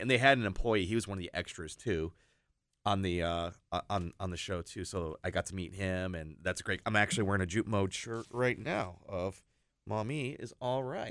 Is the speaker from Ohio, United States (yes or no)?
yes; Perrysburg, Ohio, United States; I grew up in Perrysburg